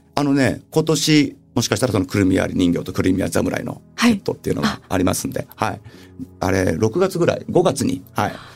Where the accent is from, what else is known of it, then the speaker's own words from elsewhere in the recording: Tokyo, Japan; also born or lived in Gotemba, Shizuoka; 東京生まれなので